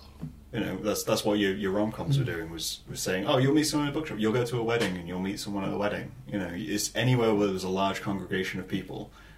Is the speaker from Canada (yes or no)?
no; England, United Kingdom; we're English.